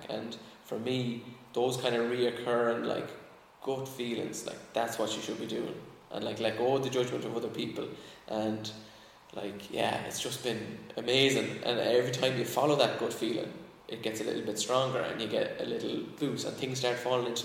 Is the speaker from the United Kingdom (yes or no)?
no; Ireland; I think as Irish people, we're a little bit allergic to that kind of like super positive, like American